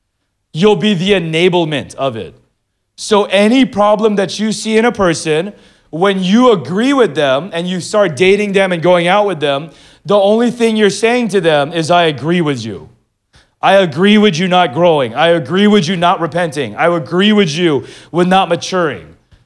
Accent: Philippines; now in Manila, Philippines; No, I'm Filipino. You're Mexican. And I'm like, people in the Philippines still think I'm Mexican.

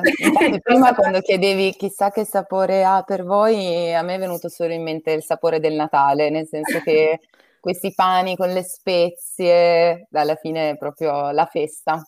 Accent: province of Cuneo, Lower Piedmont, Italy; Io invece vengo dal Basso Piemonte, sono della provincia di Cuneo

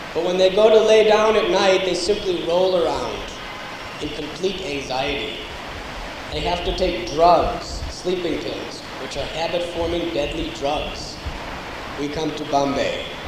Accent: United States; I'm coming from the United States of America. I was born and raised there.

